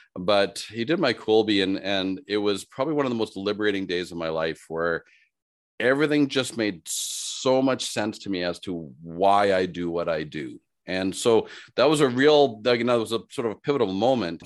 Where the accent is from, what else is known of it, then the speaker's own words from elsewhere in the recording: Saskatoon, Saskatchewan, Canada; also born or lived in Regina, Saskatchewan; in Regina, Saskatchewan, here as where I was born, and then I grew up in Saskatoon, which is two hours north